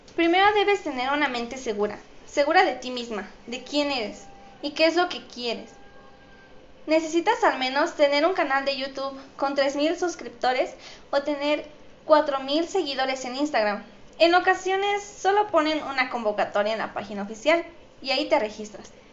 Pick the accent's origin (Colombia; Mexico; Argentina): Mexico; soy mexicana y represento a mi país